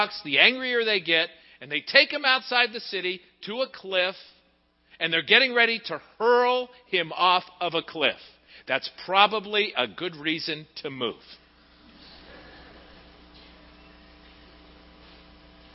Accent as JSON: {"language": "English", "town": "Pittsburgh", "region": "Pennsylvania", "country": "United States", "tie": "born or raised there", "moved": "yes", "said": "going home to Pittsburgh. It's not my home anymore. It hasn't been my home for almost 30 years. It's my hometown. It's where I was born"}